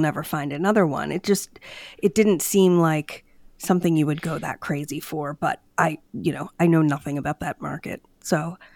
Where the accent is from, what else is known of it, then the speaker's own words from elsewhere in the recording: Downingtown, Pennsylvania, United States; my hometown of Downingtown